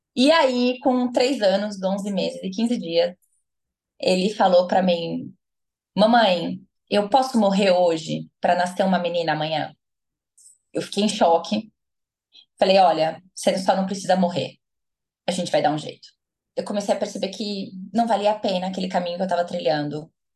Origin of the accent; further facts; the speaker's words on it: Americana, São Paulo, Brazil; moved away as an adult; also born or lived in Paraná; now in Campinas, Brazil; Nascida e criada em Americana, interior de São Paulo, mas morei os últimos 10 anos no Paraná